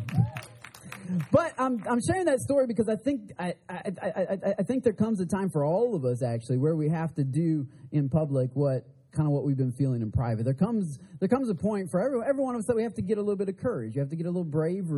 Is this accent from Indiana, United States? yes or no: no; Michigan, United States; I'm from Michigan